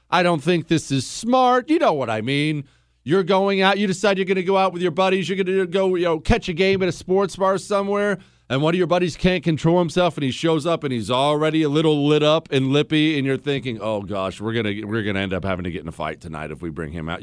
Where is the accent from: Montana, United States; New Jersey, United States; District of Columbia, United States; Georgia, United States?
Montana, United States; also born or lived in Ohio; I was born in Ohio. I moved to Montana when I was ten